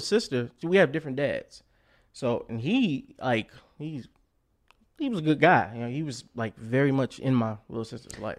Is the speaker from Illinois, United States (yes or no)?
yes; Chicago, Illinois, United States; also born or lived in Hazel Crest, Illinois; born and raised in Chicago